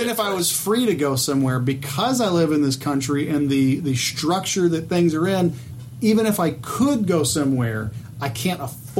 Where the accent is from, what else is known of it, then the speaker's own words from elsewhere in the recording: Atlanta, Georgia, United States; I'm from Atlanta.